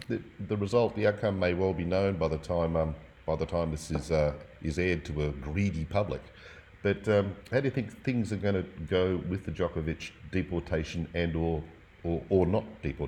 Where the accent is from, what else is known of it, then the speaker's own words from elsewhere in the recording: Australia; Australians of a certain vintage